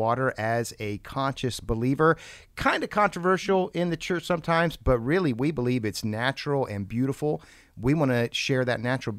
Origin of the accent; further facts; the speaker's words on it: Columbus, Ohio, United States; from the church next door on the west side of Columbus, my hometown.